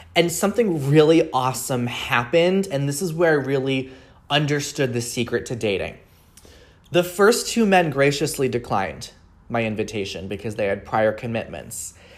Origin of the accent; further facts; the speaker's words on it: Long Island, New York, United States; now in Seattle, United States; I live in Seattle, but I grew up on Long Island, New York